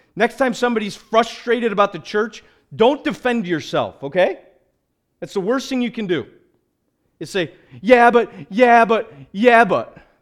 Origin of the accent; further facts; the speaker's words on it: United States; we as evangelical American Christians